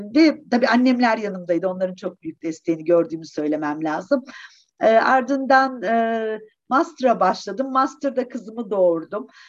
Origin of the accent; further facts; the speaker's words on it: Eskişehir, Turkey; also born or lived in Wisconsin, United States; 1962 Eskişehir doğumluyum.